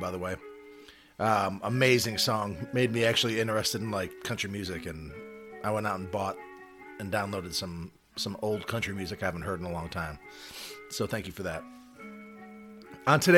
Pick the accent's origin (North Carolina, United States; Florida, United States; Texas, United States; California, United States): North Carolina, United States; Charlotte; I'm from Charlotte